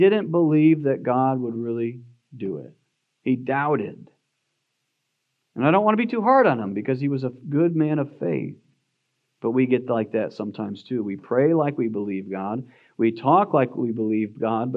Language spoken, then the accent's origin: English; United States; as American Christians